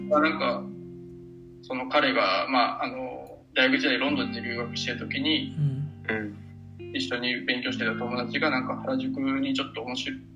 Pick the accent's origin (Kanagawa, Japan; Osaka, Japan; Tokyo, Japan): Osaka, Japan; also born or lived in Kobe; もともと地元が大阪で、まあ、大学も神戸の方に行ってた